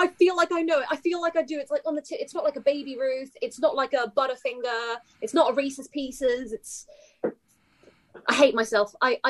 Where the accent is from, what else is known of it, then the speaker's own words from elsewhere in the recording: United Kingdom; as a Brit